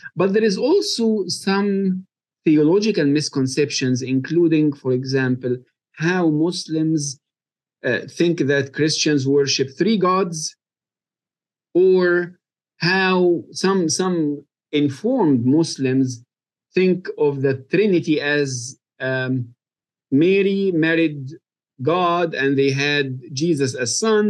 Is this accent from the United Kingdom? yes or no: no; Egypt; moved away as an adult; now in Kentucky, United States; I was born and raised in Egypt